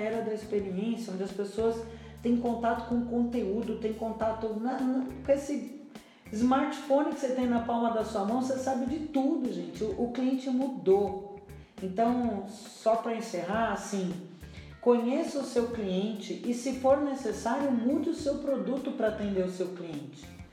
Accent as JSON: {"language": "Portuguese", "country": "Brazil", "said": "eu sou muito brasileira"}